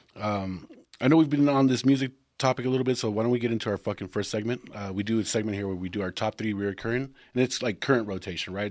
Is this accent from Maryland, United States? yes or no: no; Texas, United States; we're from Texas